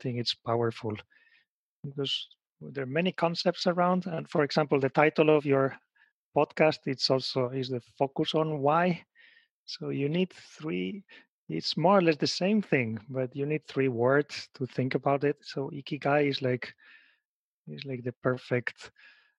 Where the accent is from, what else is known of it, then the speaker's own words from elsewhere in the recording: Spain; moved away as an adult; now in Japan; I was raised and born in Spain